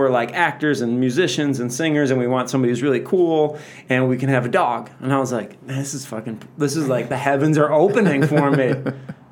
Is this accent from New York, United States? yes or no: no; Chicago, Illinois, United States; moved away as an adult; also born or lived in North Hollywood; now in Los Angeles, United States; I'm like 23, 24, and I'm from Chicago